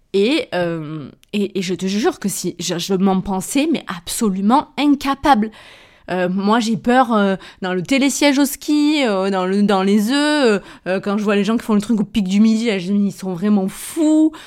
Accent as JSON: {"language": "French", "town": "Avignon", "region": "Provence-Alpes-Côte d'Azur", "country": "France", "accent": "Avignon", "said": "mon accent anglais en plus avignonné"}